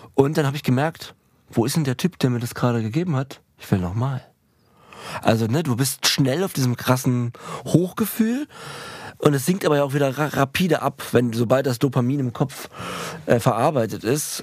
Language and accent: German; Berlin, Germany; als Berliner Kind